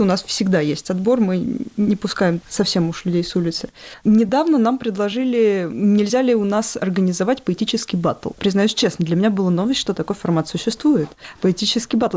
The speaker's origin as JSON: {"language": "Russian", "town": "Ryazan", "region": "Ryazan Oblast", "country": "Russia", "tie": "born or raised there", "moved": "as an adult", "lives_now": "Saint Petersburg, Russia", "said": "я сама родом из Рязани, и участвовала во всяких сверхкамерных фестивалях в Рязани"}